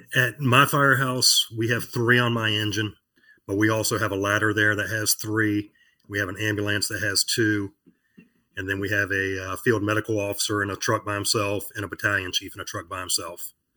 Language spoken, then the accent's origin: English; Virginia Beach, Virginia, United States; I live in Virginia Beach, Virginia, born and raised here